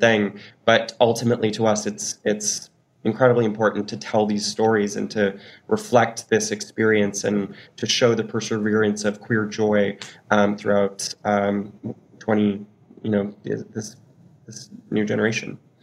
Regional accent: Newfoundland and Labrador, Canada; I'm a Newfoundlander

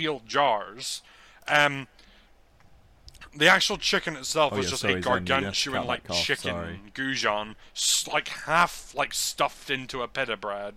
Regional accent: Ireland; moved away; I've had to move home, back home to Ireland

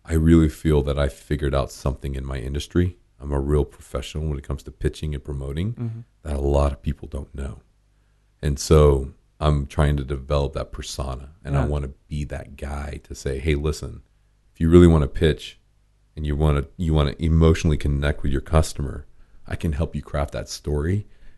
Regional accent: Louisiana, United States; We're from Louisiana

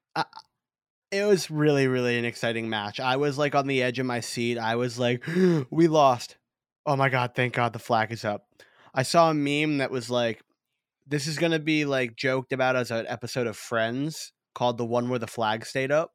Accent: United States; we're two American kids

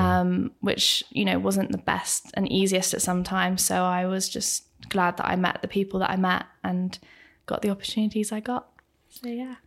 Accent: Bracknell, South East England, United Kingdom; I am from Bracknell

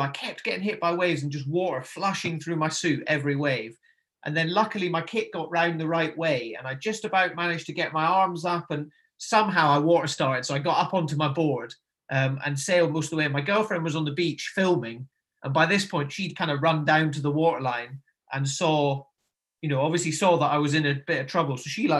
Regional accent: Nairn, Scotland, United Kingdom; You know, like I said, I grew up in Nairn, so, you know, voted one of the best beaches in the UK.

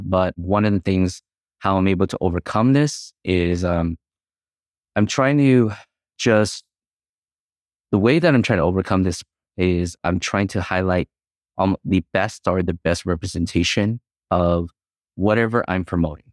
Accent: United States; growing up in the nineties, all we cared about was trying to assimilate and fit in, into the American culture

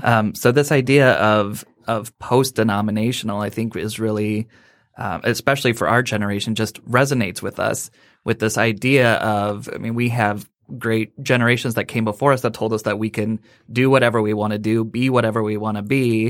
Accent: Sioux City, Iowa, United States; now in Southfield, United States; I'm originally from Sioux City, Iowa.

